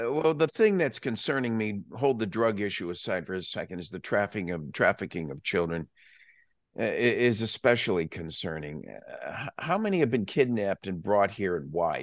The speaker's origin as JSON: {"language": "English", "region": "Texas", "country": "United States", "said": "as a Texan"}